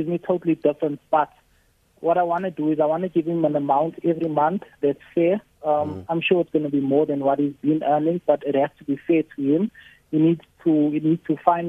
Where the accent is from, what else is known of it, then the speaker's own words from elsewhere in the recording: Pietermaritzburg, KwaZulu-Natal, South Africa; now in Johannesburg, South Africa; I'm from Pietermaritzburg originally. I'm based in Johannesburg now.